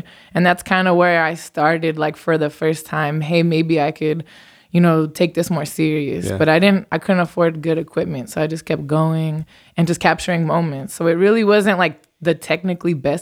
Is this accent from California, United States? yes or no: yes; Los Angeles, California, United States; I'm born and raised in Los Angeles. So this is my hometown